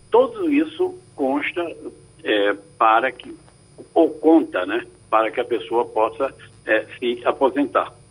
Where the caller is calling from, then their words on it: Cabo de Santo Agostinho, Pernambuco, Brazil; eu sou aqui do Cabo de Santo Agostinho.